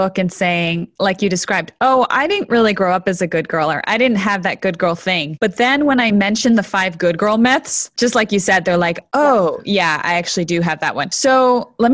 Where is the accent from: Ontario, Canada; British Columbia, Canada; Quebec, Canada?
Ontario, Canada; Toronto; also born or lived in Buenos Aires, Argentina; I was 2 years old when we immigrated from Buenos Aires to Toronto, Canada